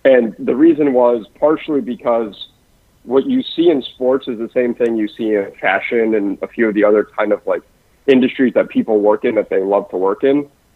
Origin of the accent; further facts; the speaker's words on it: Georgia, United States; moved away; also born or lived in New York; I grew up in Georgia, so It was pretty far from the industry